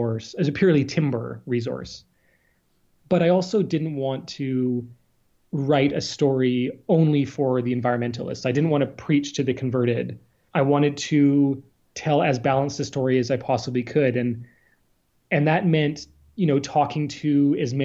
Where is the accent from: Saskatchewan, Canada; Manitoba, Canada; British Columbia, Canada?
British Columbia, Canada; Salt Spring Island; I was born on the coast. I'm from Salt Spring Island and grew up, you know, in these forests